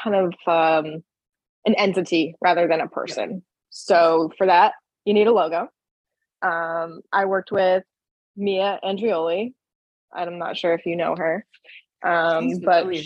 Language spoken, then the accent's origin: English; Boston, Massachusetts, United States; I'm from Massachusetts. Like, I'm very proud to be a Bostonian.